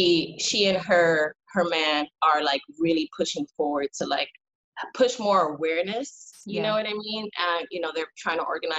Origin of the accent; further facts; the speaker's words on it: New York City, New York, United States; also born or lived in Brooklyn; I'm 100% Puerto Rican, born and raised in New York City. I was born in the Bronx, and I grew up in foster care from like a very young age, like 3, and I aged out of foster care.